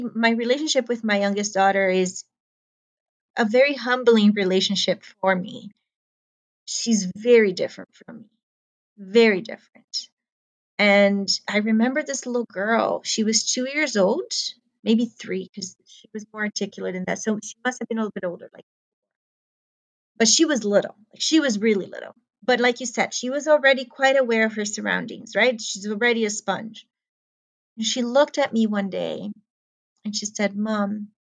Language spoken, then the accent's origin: English; Brazil; I come from Brazil